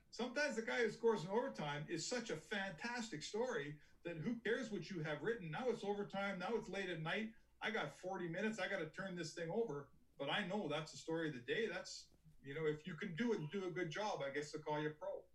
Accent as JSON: {"language": "English", "town": "Edmonton", "region": "Alberta", "country": "Canada", "tie": "born or raised there", "said": "I grew up in Edmonton and I started my career in Edmonton"}